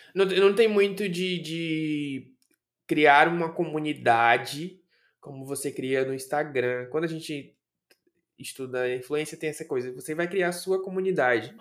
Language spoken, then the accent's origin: Portuguese; Salvador, Bahia, Brazil; eu nasci em Salvador, Bahia, e Salvador ainda é no Nordeste